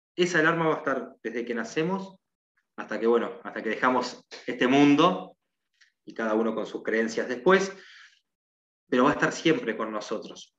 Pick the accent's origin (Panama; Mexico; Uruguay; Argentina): Uruguay; soy de Uruguay